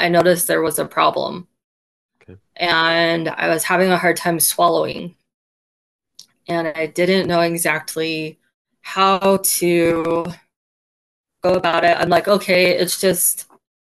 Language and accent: English; Roy, Utah, United States; I am from Roy, Utah.